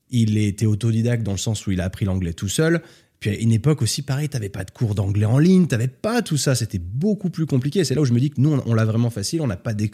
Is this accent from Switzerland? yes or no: yes; Switzerland; moi je viens de Suisse, culture suisse